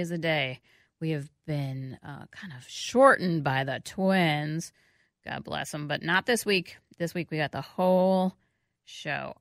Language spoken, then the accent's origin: English; New York City, New York, United States; now in Minneapolis-St. Paul, United States; I grew up on it in New York